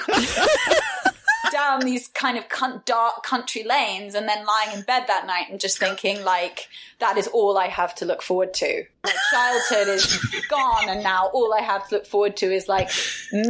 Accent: West Country, South West England, United Kingdom; grew up in the West Country in the UK

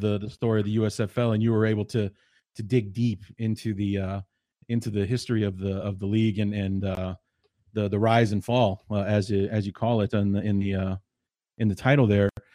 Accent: Evanston, Illinois, United States; I grew up in the Chicagoland area. Uh, I went to Evanston High School

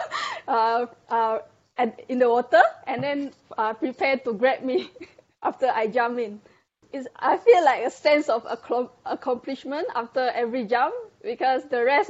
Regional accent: Malaysia; I'm from Malaysia and I'm a diver

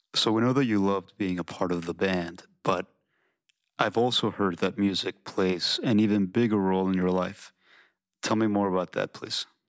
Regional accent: Oakland, California, United States; also born or lived in Mexico; I grew up partly in Oakland and partly in Mexico

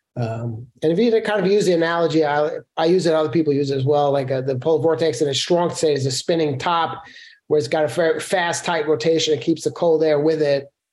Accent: New York City, New York, United States; I grew up in Brooklyn, New York

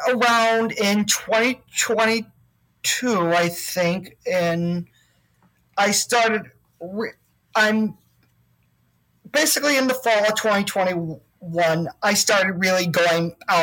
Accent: Chicago, Illinois, United States; I was born and raised in Chicago, but then moved to the burbs

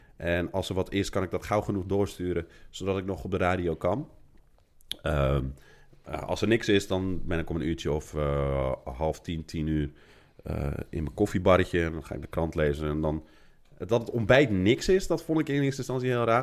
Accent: Netherlands; moved away as an adult; now in Rome, Italy; Ik kom uit Nederland, en mijn ouders komen uit Marokko

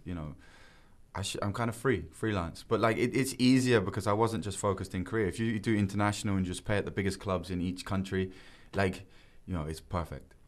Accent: England, United Kingdom; now in Korea; I'm still English

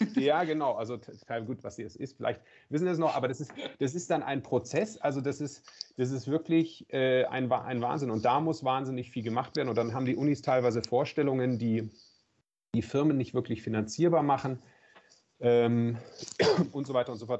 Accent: Southern Germany, Germany; Ich bin ja im Süden groß geworden. Äh, in der Nähe von den Bergen

